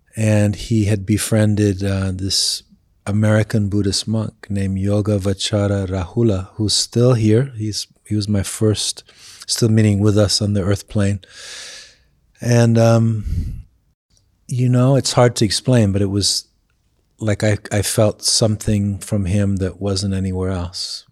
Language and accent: English; England, United Kingdom; moved away; I grew up in England